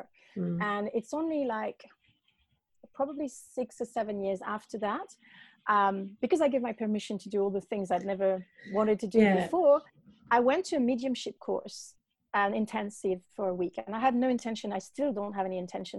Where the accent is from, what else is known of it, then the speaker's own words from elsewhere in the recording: Paris, Île-de-France, France; also born or lived in north of Bristol, England; now in Bristol area, United Kingdom; I was raised a Catholic in Paris